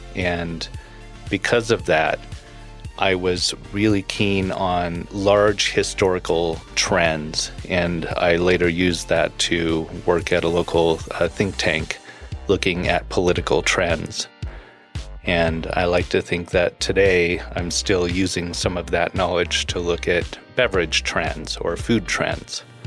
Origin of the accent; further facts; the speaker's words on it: Los Angeles, California, United States; moved away as an adult; also born or lived in Orange County, California / Colorado; I grew up in Orange County and Los Angeles in the music world